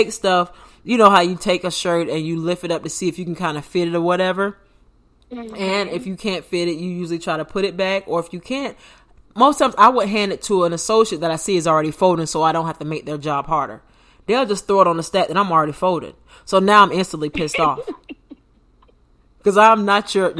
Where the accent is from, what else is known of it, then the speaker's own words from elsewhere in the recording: United States; I'm from America. Born and raised